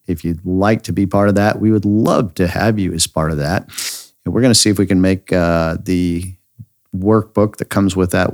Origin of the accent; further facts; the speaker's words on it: Idaho, United States; I grew up near the Snake River Canyon in Idaho